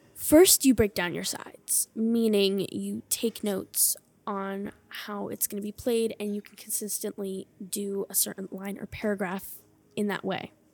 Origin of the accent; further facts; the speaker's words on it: Hershey, Pennsylvania, United States; I am from Hershey, Pennsylvania